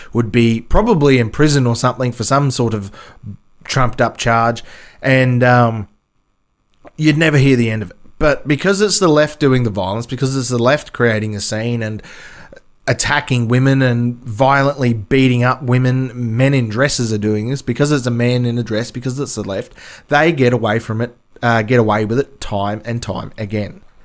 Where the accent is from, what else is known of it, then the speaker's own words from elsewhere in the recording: Australia; I'm Australian